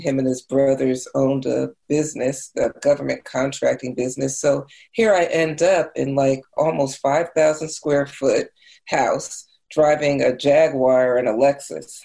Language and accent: English; New Jersey, United States; I grew up in New Jersey